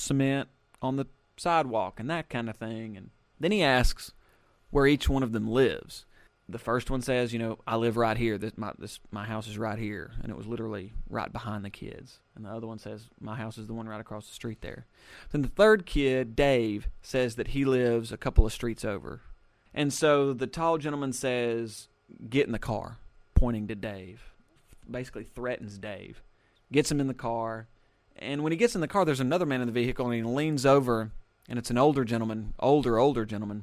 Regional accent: Alabama, United States; growing up in Alabama, granted we live kind of in a rural area

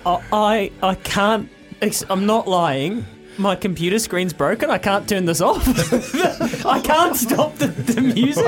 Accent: North Canterbury, New Zealand; Growing up in North Canterbury

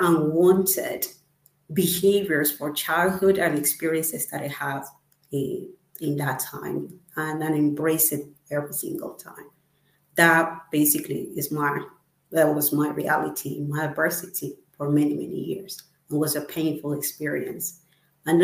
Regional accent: Ecuador; moved away as an adult; now in United Kingdom; I'm from Ecuador and I live currently in UK.

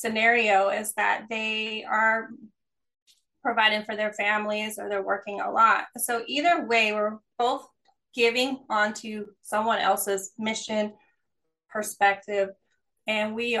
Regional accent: East Coast, United States; now in California, United States; I'm originally from the East Coast, living in California.

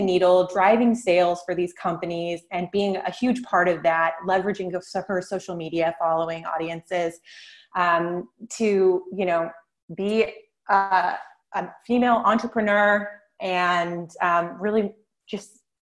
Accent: Long Beach, California, United States; moved away as an adult; now in Concord, United States; I'm a California native, but I was born and raised in Southern California, Long Beach, just south of LA.

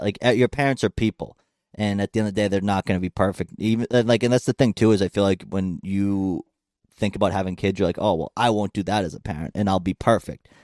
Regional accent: Plymouth, Massachusetts, United States; my hometown in Plymouth

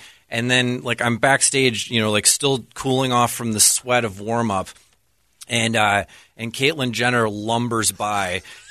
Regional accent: Wisconsin, United States; moved away; I'm originally from Wisconsin

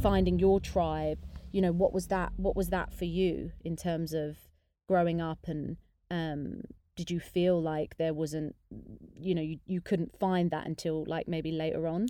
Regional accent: United Kingdom; I'm half English, half Indian, but I'm very British

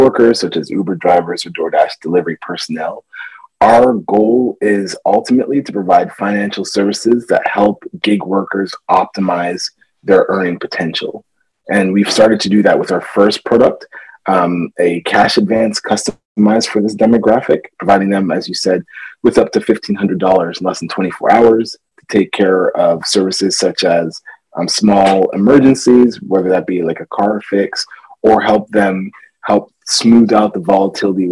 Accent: Ithaca, New York, United States; also born or lived in Canada / Ghana; I was born in Canada. My family's from Ghana, West Africa. But I was primarily raised in a small town of Ithaca, New York

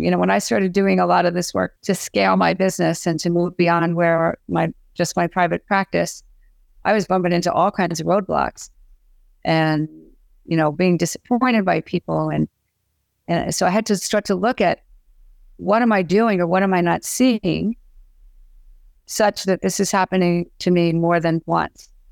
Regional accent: Philadelphia, Pennsylvania, United States; I lived, I grew up in Philadelphia, and so I knew how to dance.

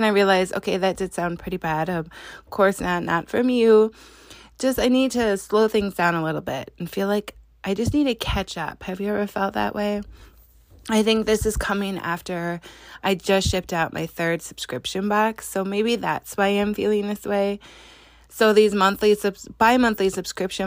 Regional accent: Wisconsin, United States; I'm from Wisconsin

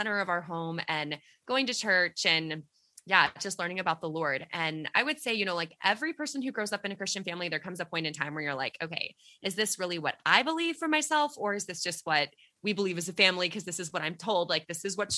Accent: Texas, United States; we are from Texas

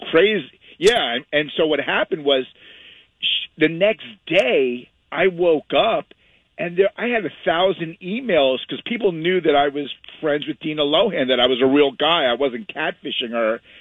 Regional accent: the Hamptons, Long Island, New York, United States; moved away as an adult; also born or lived in Westhampton Beach; now in California, United States; I grew up in the Hamptons in the East Coast

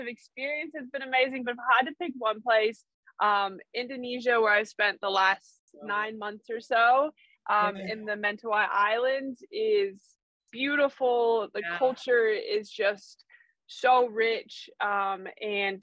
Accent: New Mexico, United States; moved away as an adult; also born or lived in Los Angeles, California / South Africa (family); now in O'ahu, United States; I moved from New Mexico to LA when I was 18

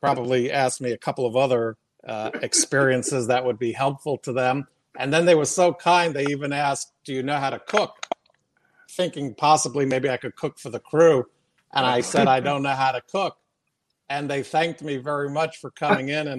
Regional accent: New York City, New York, United States; moved away as an adult; I'm from Queens, New York, Briarwood, Queens, New York.

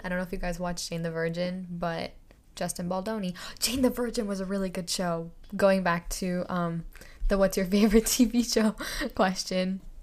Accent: India; moved away; I grew up in India

